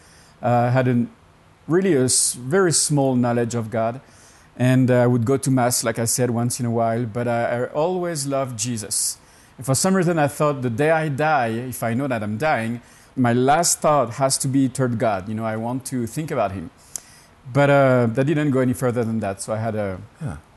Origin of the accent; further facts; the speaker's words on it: Burgundy, Bourgogne-Franche-Comté, France; English is a second language; moved away as an adult; also born or lived in Alsace / Laos; now in United States; I was born in France, in Burgundy